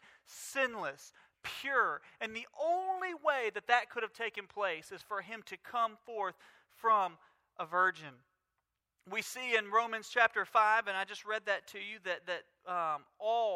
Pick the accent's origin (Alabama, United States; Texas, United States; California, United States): Alabama, United States; Mobile; we grew up in Mobile